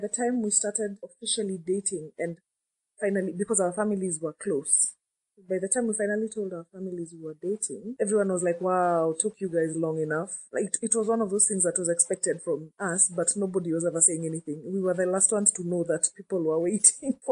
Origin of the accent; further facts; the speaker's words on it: Nairobi, Kenya; I'm from Nairobi, Kenya